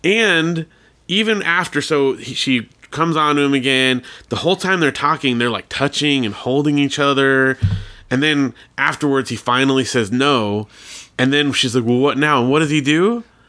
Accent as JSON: {"language": "English", "town": "Big Bear", "region": "California", "country": "United States", "tie": "born or raised there", "said": "I grew up in Big Bear"}